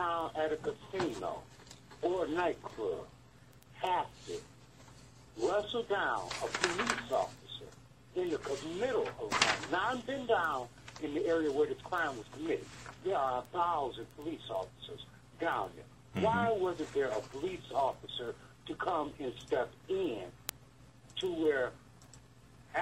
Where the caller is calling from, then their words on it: Detroit, Michigan, United States; I'm calling from Detroit